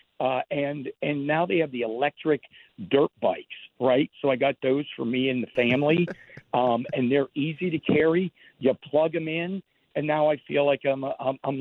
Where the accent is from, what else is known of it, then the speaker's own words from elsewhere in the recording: Pittsburgh, Pennsylvania, United States; I'm from Pittsburgh